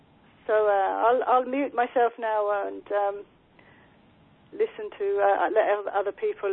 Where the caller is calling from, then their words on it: England, United Kingdom; I'm calling from England.